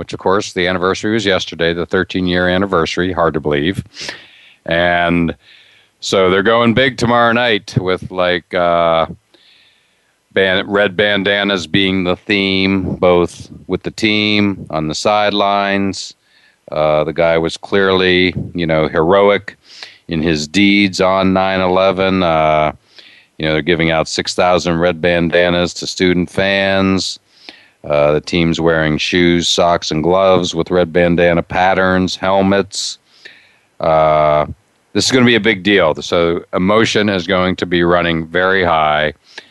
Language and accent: English; Western Pennsylvania, United States; I grew up in Western PA.